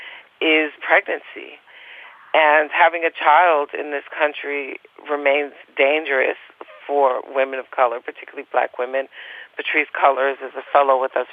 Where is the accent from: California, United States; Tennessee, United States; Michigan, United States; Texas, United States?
Michigan, United States; Detroit; I'm from Detroit